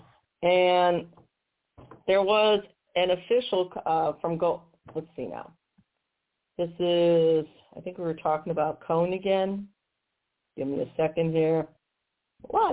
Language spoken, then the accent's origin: English; St. Louis, Missouri, United States; my hometown of St. Louis